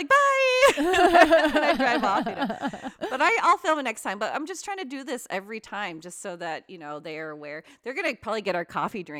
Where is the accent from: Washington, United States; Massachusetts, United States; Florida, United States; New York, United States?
Washington, United States; Seattle; And I'm from Seattle.